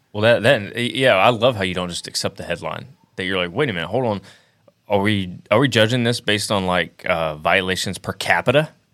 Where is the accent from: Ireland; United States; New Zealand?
United States; Alabama; I'm from Alabama